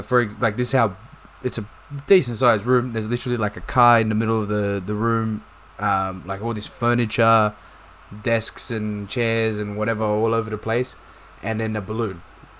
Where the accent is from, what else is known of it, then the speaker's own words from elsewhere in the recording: Australia; we're from Australia, man.